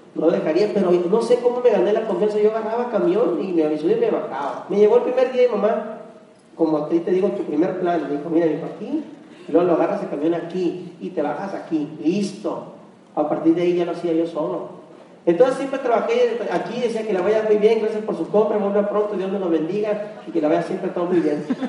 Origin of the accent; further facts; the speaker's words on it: Hermosillo, Sonora, Mexico; nosotros originarios de Hermosillo, Sonora, ambos